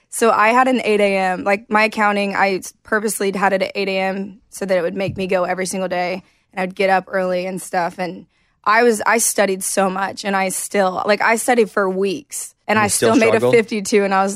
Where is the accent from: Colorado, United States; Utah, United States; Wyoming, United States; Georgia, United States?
Georgia, United States; Douglasville; I grew up in Douglasville, Georgia, which is like west of Atlanta.